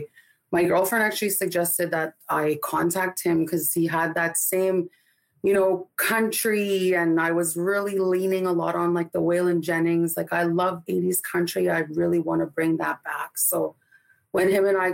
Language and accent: English; Winnipeg, Manitoba, Canada; I am Ojibwe Cree from Winnipeg, Manitoba.